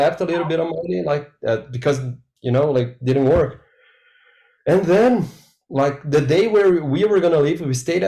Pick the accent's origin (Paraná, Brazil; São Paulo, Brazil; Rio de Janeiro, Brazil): Paraná, Brazil; Curitiba; English is a second language; I grew up in Curitiba, is a city in the south